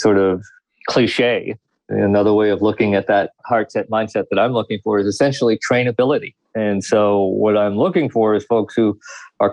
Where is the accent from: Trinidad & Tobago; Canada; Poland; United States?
Trinidad & Tobago; My ethnic heritage is South Asian, but I actually come from the Caribbean and from a small island called Trinidad and Tobago